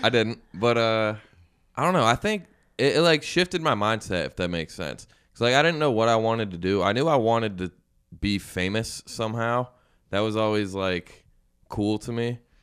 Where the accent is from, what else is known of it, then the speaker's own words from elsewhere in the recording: Syracuse, New York, United States; moved away as an adult; now in Philadelphia, United States; I'm from Syracuse